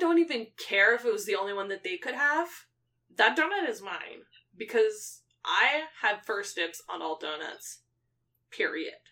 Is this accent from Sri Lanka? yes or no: no; Quebec, Canada; I grew up in Quebec, so a lot of French speaking